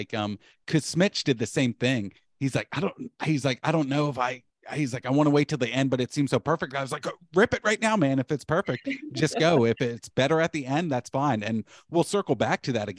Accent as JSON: {"language": "English", "town": "Marietta", "region": "Georgia", "country": "United States", "said": "That's where we were from. We're from Marietta"}